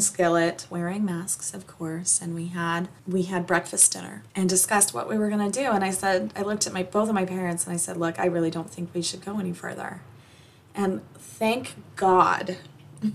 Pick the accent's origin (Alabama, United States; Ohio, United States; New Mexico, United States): New Mexico, United States; moved away; I'm from New Mexico